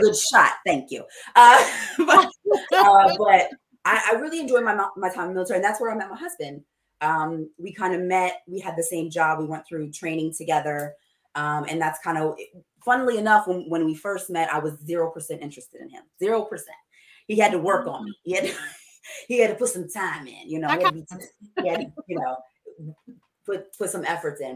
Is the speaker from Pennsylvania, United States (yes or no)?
yes; Coatesville, Pennsylvania, United States; I grew up in Coatesville, Pennsylvania, very small city